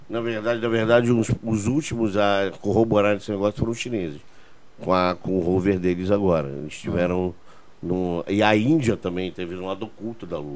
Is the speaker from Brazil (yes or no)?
no; Portugal; Eu sou português, tenho dupla nacionalidade.